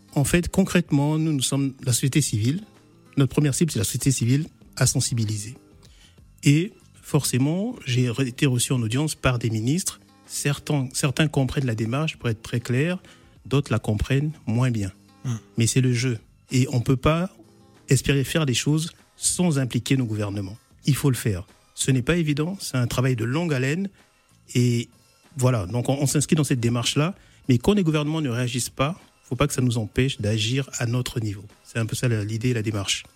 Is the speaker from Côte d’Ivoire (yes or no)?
no; Republic of the Congo; moved away; notre pays d'origine